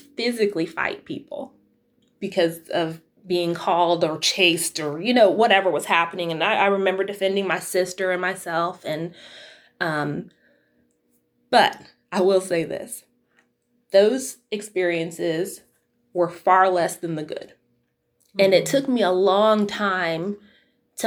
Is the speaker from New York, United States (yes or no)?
no; Utah, United States; also born or lived in Florida; we moved to Utah from Florida when I was 8 years old